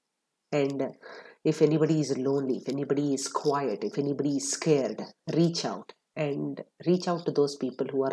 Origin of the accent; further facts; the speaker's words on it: Atlanta, Georgia, United States; my hometown of Atlanta, Georgia